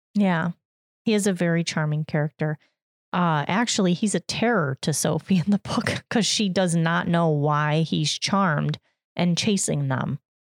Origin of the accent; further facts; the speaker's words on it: United States; as an American